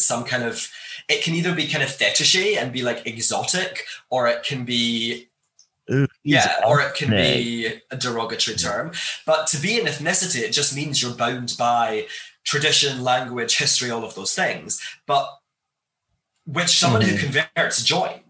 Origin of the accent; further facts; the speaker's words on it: Glasgow, Scotland, United Kingdom; I grew up in Scotland, in Glasgow, in Scotland